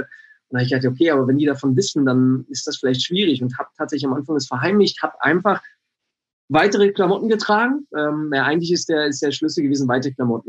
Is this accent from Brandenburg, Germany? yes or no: yes; Bad Freienwalde, Brandenburg, Germany; moved away; ich komm aus Brandenburg, aus äh, wirklich einer, äh, aus Bad Freienwalde